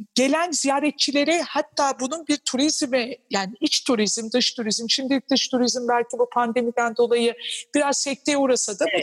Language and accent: Turkish; Anatolia, Turkey; Ben kendim de bir Anadolu kadını olduğum için